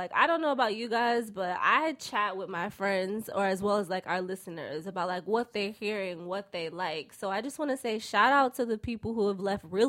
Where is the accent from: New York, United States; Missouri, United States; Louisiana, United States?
New York, United States; New York City; I'm from Harlem, too.